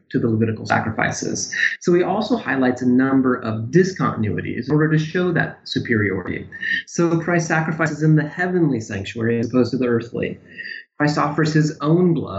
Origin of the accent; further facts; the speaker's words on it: Pella, Iowa, United States; moved away; I grew up in Iowa, a little town called Pella.